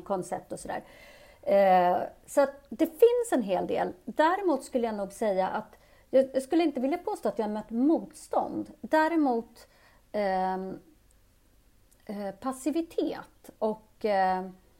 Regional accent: Uppsala, Uppsala County, Sweden; also born or lived in Addis Ababa, Ethiopia; växte jag upp där i Uppsala

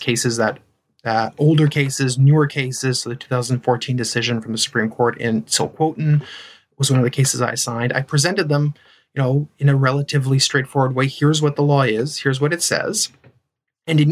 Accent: Ontario, Canada; first language French; English is a second language; I grew up in Ontario, actually, so I'm a Franco-Ontarian.

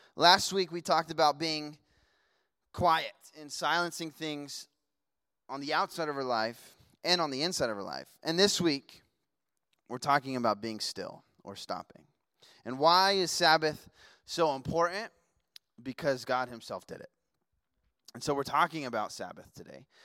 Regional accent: Las Vegas, Nevada, United States; moved away; also born or lived in Washington; I grew up in Vegas

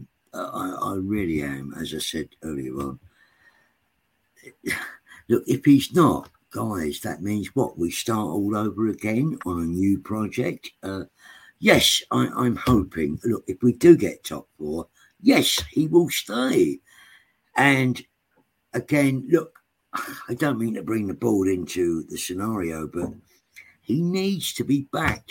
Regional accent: London, United Kingdom; also born or lived in Islington; I was brought up in Tottenham, around Tottenham

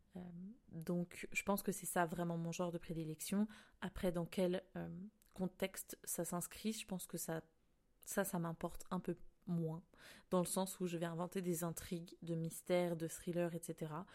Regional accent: France; moved away as an adult; now in Canada; je suis française

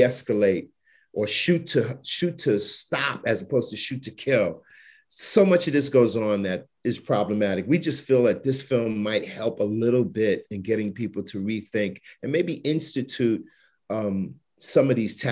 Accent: New York City, New York, United States; When I was a kid growing up in Bed-Stuy

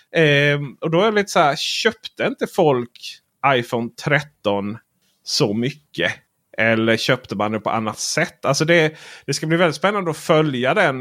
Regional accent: Sweden; Vi är ju från Sverige

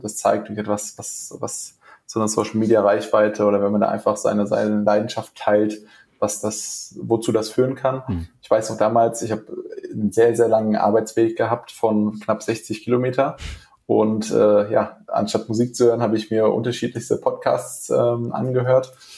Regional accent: Frankfurt, Hesse, Germany; moved away as an adult; now in Essen, Germany; ich komme ursprünglich aus dem Raum Frankfurt, bin aus beruflichen Gründen hergezogen

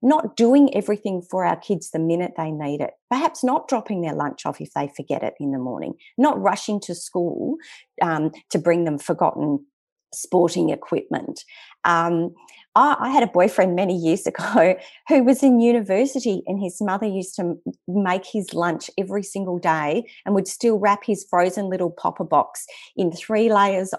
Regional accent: Western Australian bush, Australia; we grew up in the Western Australian bush

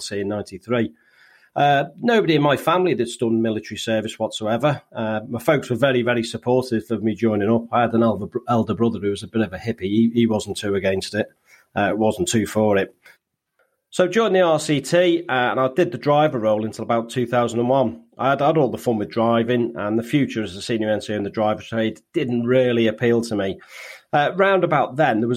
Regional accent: Birkenhead, North West England, United Kingdom; in a place where I grew up near in Birkenhead

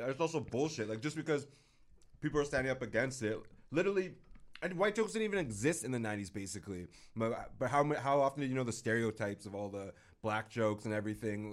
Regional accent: United States; now in Canada; I'm American, born and partially raised.

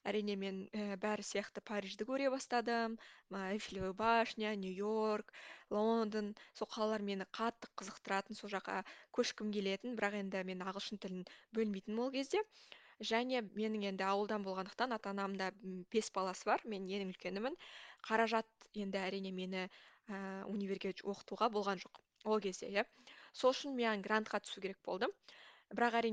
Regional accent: Koshmambet, Almaty Region, Kazakhstan; accent: southern dialect; moved away as an adult; also born or lived in Budapest, Hungary / Barcelona, Spain; now in Paris, France; жасым жиырма төртте ә, мен қазақстандағы алматы қаласының қошмамбет ауылының тумасымын өзім ауылдың қызымын

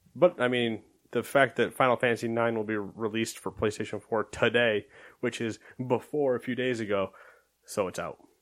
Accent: United States; I'm American

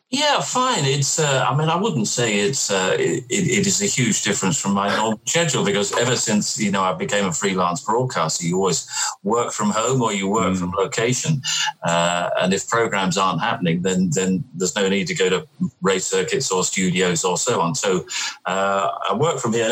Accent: London, United Kingdom; also born or lived in Dartford; I grew up in southeast London, right. Uh, around Charlton and Blackheath and that sort of area.

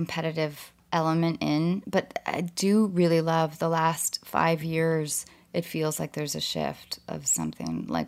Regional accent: Edmonds, Washington, United States; moved away; Edmonds, Washington

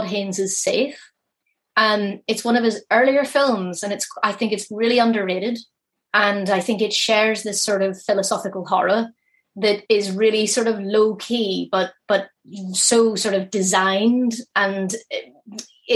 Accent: Belfast, Northern Ireland, United Kingdom; that's my hometown.

